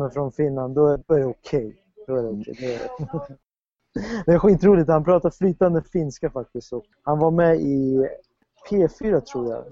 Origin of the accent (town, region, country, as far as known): Sweden